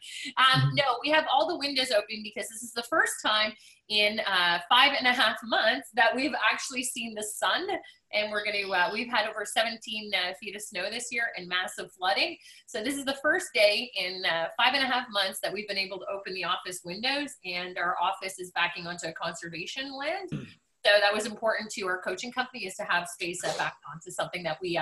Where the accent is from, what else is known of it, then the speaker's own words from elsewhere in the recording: Montreal, Quebec, Canada; now in Ottawa, Canada; I'm born and raised in Montreal, Quebec.